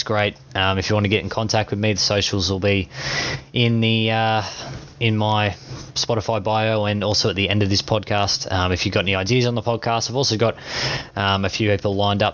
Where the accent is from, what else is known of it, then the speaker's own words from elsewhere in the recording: Australia; being Australian